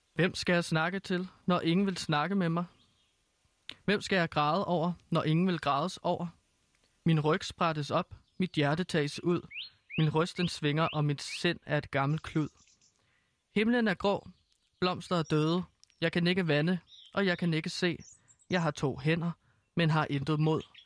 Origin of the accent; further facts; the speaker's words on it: Herlev, Capital Region of Denmark, Denmark; Herlev, øh, der hvor jeg kommer fra